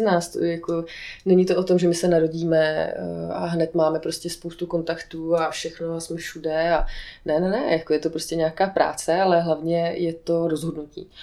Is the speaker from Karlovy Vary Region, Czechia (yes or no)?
yes; Aš, Karlovy Vary Region, Czechia; moved away; Já jsem původně z Aše